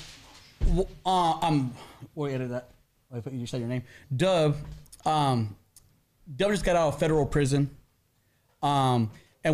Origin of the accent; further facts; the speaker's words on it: Fontana, California, United States; I grew up in Fontana